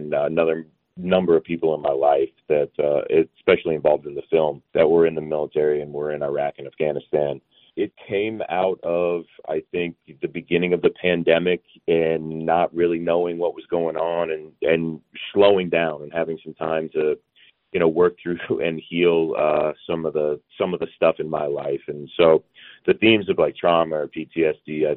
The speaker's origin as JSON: {"language": "English", "region": "Georgia", "country": "United States", "tie": "born or raised there", "said": "I grew up in Georgia"}